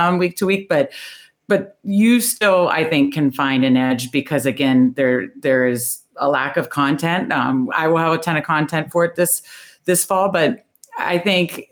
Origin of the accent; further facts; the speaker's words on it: Northern Virginia, United States; now in Baltimore, United States; I grew up in Northern Virginia. I now live in Baltimore, so I'm a Washington fan in Ravens country, but I grew up in Northern Virginia